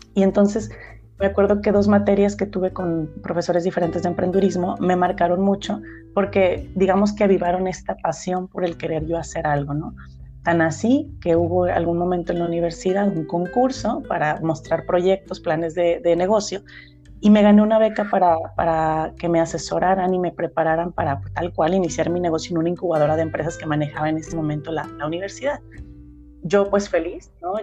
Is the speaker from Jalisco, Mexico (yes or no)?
yes; Ameca, Jalisco, Mexico; yo nací en Ameca